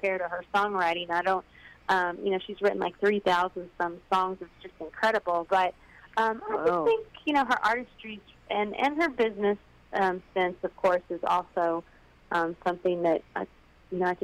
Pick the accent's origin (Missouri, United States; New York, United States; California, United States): Missouri, United States; Paris; born or raised there; also born or lived in Hannibal, Missouri / Columbia, Missouri / Warrensburg, Missouri / Nashville, Tennessee